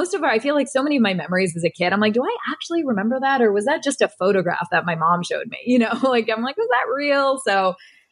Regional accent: Mamaroneck, New York, United States; up in Westchester County. I went to Mamaroneck High School.

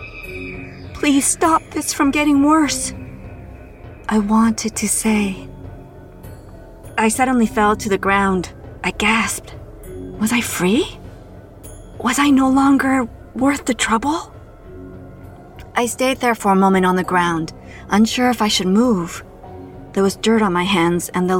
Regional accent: Toronto, Ontario, Canada; my hometown of Toronto, Canada.

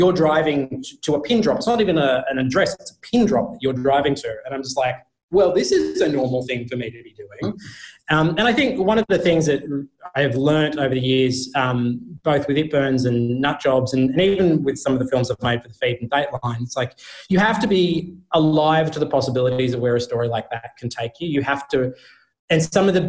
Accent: Australia; being Australian

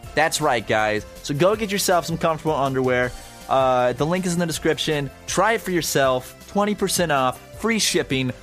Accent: Charleston, United States; I grew up in Charleston

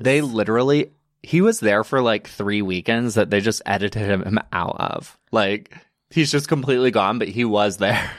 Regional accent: Alabama, United States; moved away as an adult; also born or lived in Chattanooga, Tennessee; now in New York, United States; I am originally from Private, Alabama, which is a small little town. Um, grew up there, born and raised

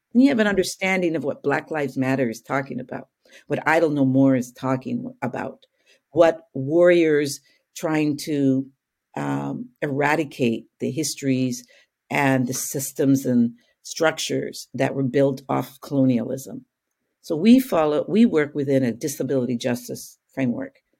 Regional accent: Calgary, Alberta, Canada; I was growing up in Calgary, Alberta

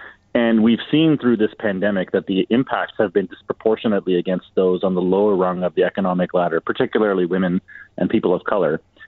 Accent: Canada; So, you know, I'm very proud as a Canadian today that we have our first female minister, federal minister of finance.

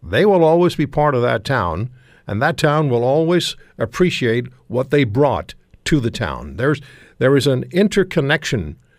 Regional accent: Canada

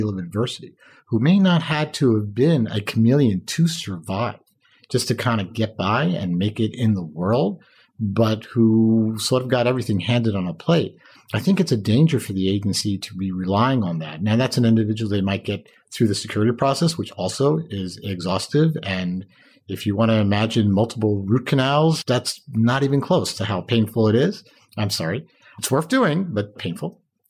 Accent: Westchester, New York, United States; I grew up in Westchester.

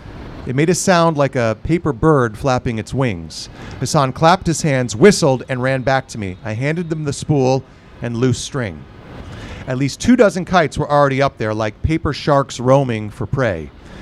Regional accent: Fort Lauderdale, Florida, United States; Fort Lauderdale, Florida.

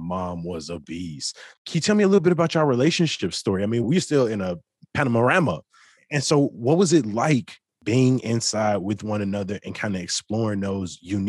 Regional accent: Chicago, Illinois, United States; Because like you, I'm from the South Side of Chicago.

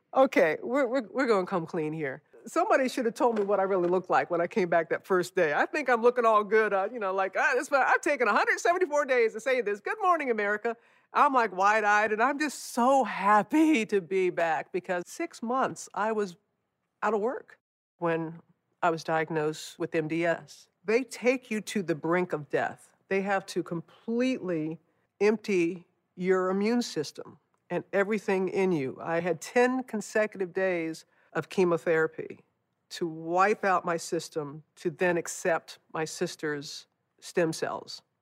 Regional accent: United States; moved away; the destruction of my hometown after, after Katrina

